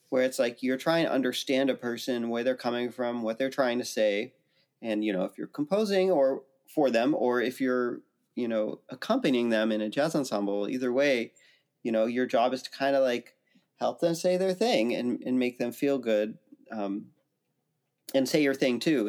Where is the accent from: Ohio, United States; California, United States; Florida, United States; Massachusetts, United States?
California, United States; Santa Cruz; also born or lived in New York / Princeton, New Jersey; now in Nashville, United States; I grew up in Santa Cruz, California